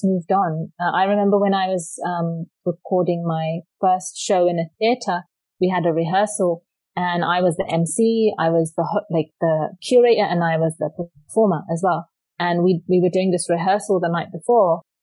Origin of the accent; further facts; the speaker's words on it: London, United Kingdom; moved away as an adult; now in Canada; I was raised born and raised in London, England